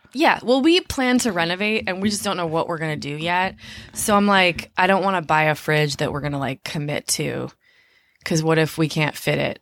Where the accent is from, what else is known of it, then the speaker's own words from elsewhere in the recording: Minneapolis, Minnesota, United States; I grew up in Minneapolis. We were on public assistance a lot of the time